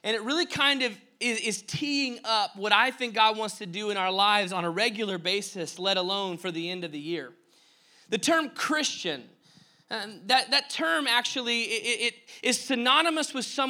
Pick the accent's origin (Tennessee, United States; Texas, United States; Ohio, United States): Texas, United States; Dallas; moved away; where I grew up in Dallas